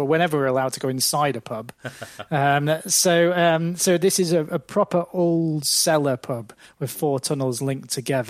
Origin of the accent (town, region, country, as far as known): Lancaster, North West England, United Kingdom; born or raised there